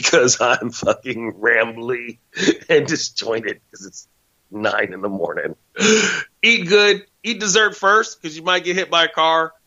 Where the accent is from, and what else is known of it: United States